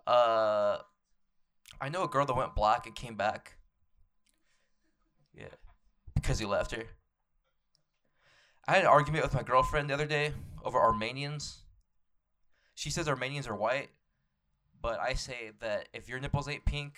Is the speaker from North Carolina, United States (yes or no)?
no; El Paso, Texas, United States; also born or lived in Mexico; I grew up in El Paso, Texas